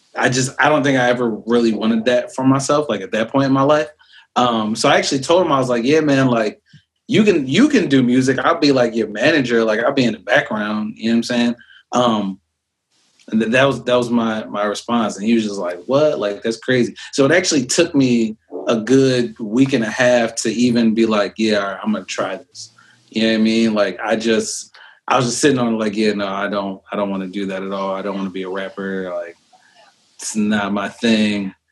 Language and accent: English; New York City, New York, United States; moved away; also born or lived in Philadelphia; I lived in Brooklyn and mm. uh, Lil Kim actually used to live across